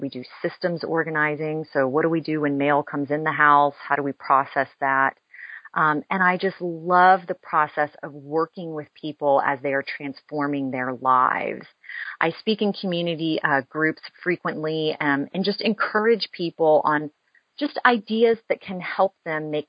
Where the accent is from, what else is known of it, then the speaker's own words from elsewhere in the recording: Houston, Texas, United States; also born or lived in Dallas; I'm a lifelong Texan. I grew up in Houston and then moved to Dallas when I was in high school.